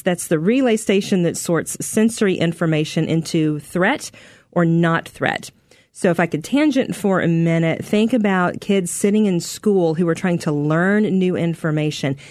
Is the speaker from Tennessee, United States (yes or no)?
yes; Middle Tennessee, United States; moved away as an adult; also born or lived in Arkansas / Texas; now in Chicago, United States; I am originally from Middle Tennessee, grew up about thirty minutes southeast of Nashville